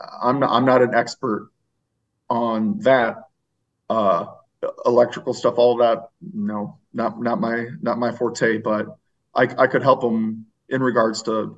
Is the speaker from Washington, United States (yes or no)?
no; St. Louis, Missouri, United States; moved away; I'm originally from the St. Louis area